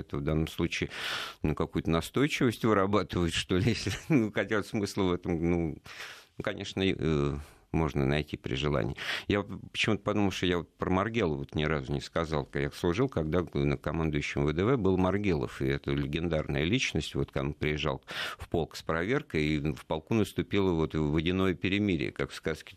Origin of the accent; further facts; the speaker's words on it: Moscow, Russia; Я из Москвы